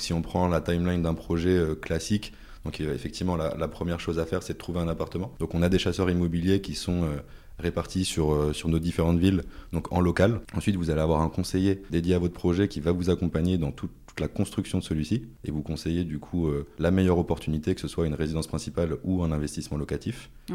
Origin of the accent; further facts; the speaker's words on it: Brittany, France; je suis également breton